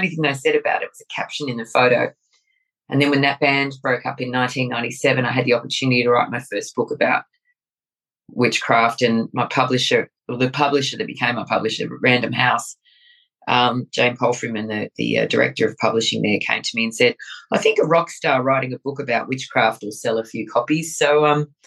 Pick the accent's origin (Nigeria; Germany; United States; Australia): Australia; Sydney, New South Wales; when I was growing up in the southern suburbs of Sydney, New South Wales, Australia, I was 5 or 6